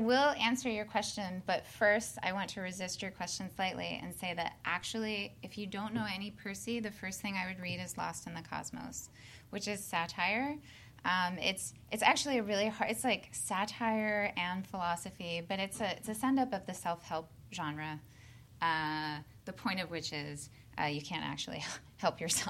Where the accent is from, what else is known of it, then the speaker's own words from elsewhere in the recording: Midwest, United States; also born or lived in the South; now in Southern United States; I'm a Midwesterner by birth